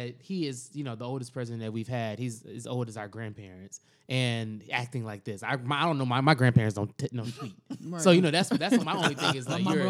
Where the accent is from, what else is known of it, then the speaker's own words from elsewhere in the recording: United States; we're American to a certain extent